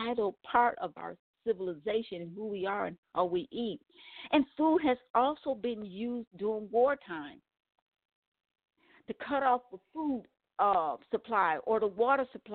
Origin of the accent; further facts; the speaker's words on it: Milwaukee, Wisconsin, United States; I am from Wisconsin, Milwaukee, Wisconsin